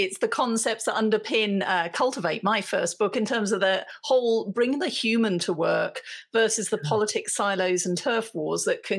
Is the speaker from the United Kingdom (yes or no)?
yes; United Kingdom; being British